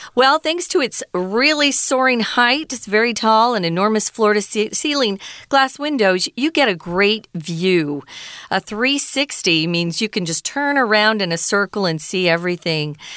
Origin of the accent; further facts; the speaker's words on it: Arizona, United States; I grew up in Arizona